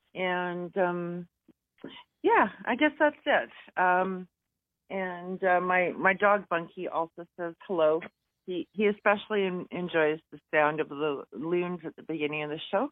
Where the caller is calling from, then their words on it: Alberta, Canada; I'm calling from Alberta.